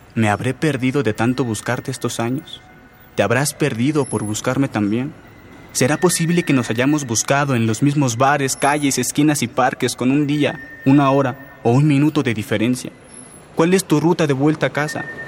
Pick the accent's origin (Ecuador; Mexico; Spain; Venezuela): Mexico; Coacalco, State of Mexico; soy de Coacalco, del Estado de México